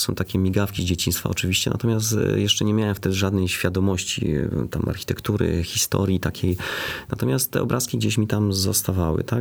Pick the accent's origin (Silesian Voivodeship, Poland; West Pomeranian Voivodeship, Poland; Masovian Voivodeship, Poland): Silesian Voivodeship, Poland; Bytom; ja się wychowałem na takim osiedlu. Moi dziadkowie mieszkali na Bobku